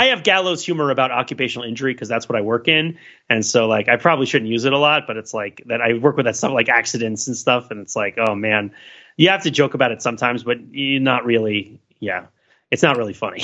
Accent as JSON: {"language": "English", "country": "United States", "said": "Being American"}